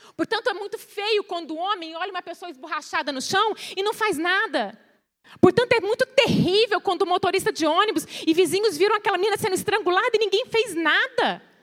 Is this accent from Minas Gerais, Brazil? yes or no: yes; Minas Gerais, Brazil; eu sou de uma cidade pequena, do interior de Minas.